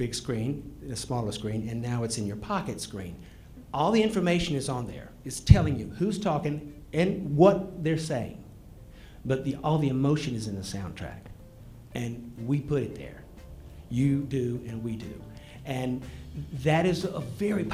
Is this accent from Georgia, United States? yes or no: yes; Georgia, United States; I grew up in Georgia